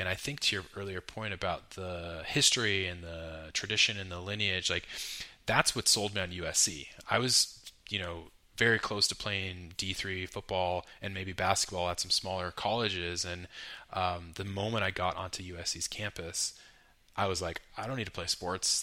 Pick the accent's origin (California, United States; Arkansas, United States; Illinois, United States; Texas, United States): California, United States; Carmel; also born or lived in New York; I grew up in Pebble Beach, Carmel area of Central Coast, Ma, uh, Carmel or California